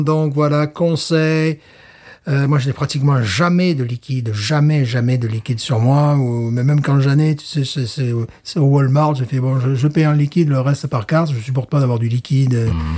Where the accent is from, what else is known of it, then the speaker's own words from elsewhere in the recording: Alès, Occitania, France; moved away; also born or lived in Fontainebleau; dans ma ville natale, à Alès